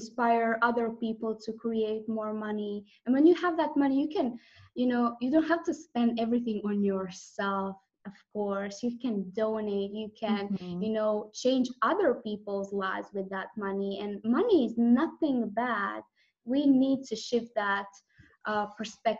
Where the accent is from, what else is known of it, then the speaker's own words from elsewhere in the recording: Croatia; I'm from Croatia, it's a Croatian last name